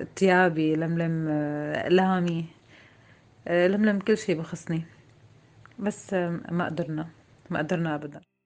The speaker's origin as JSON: {"language": "Arabic", "town": "Harasta", "region": "Rif Dimashq", "country": "Syria", "moved": "as an adult", "said": "من الغوطة الشرقية من مدينة حرستة"}